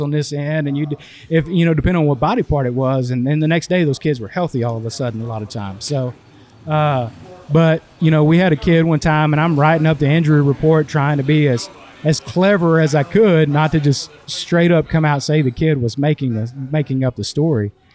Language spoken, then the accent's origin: English; East Texas, United States; growing up in East Texas